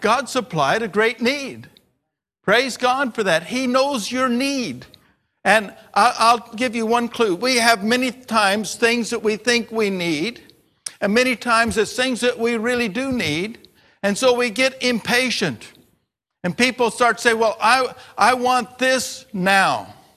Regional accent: United States; my language as American

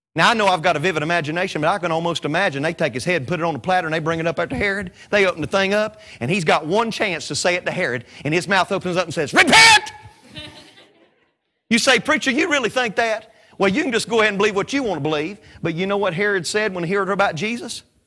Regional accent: Statesville, North Carolina, United States; I'm from Statesville, North Carolina.

